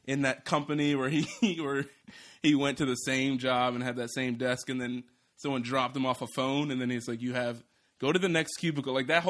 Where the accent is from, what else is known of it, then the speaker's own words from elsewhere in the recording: Philadelphia, Pennsylvania, United States; I'm from Philly.